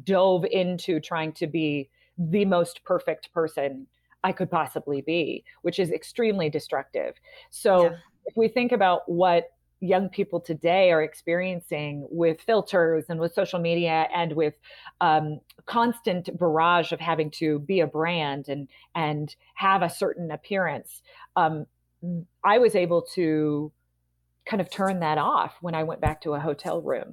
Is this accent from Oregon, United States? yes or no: yes; Portland, Oregon, United States; in Portland, in my hometown